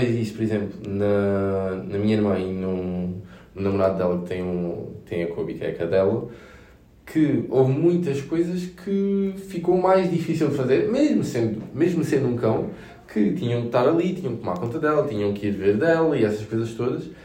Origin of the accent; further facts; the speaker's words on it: Beja, Alentejo, Portugal; eu tenho 25 anos e não me considero novo, mas houve muita malta em Beja, na minha terra natal